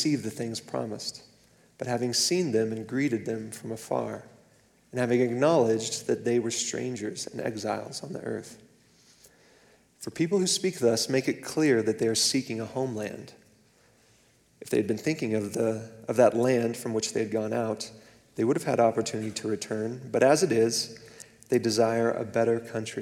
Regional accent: Clovis, New Mexico, United States; moved away as an adult; I was born and raised in the same city, in eastern New Mexico, until I left for university

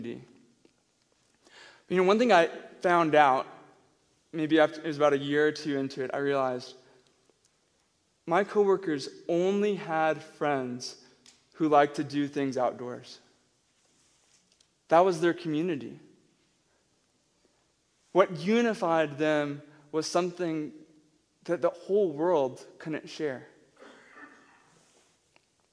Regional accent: Tennessee, United States; now in Albuquerque, United States; I'm from Tennessee and a redneck

